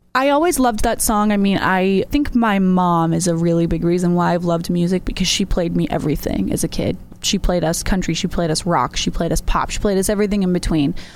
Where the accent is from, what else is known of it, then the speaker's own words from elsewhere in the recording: Massachusetts, United States; now in York, Maine, United States; I live in York, Maine. I'm actually originally from Massachusetts